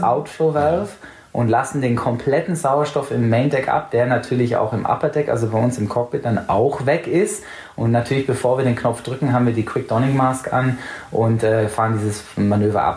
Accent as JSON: {"language": "German", "region": "England", "country": "United Kingdom", "tie": "born or raised there", "also_born_or_lived": "Allgäu, Germany", "moved": "yes", "lives_now": "Munich, Germany", "said": "da, wo ich in England eben teils aufgewachsen bin, ist sehr, sehr ländlich"}